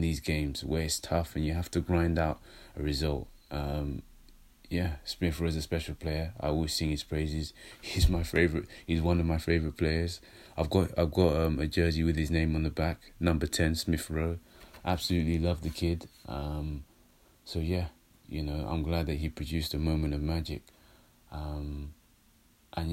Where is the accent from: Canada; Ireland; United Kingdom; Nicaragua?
United Kingdom; London; I'm a London boy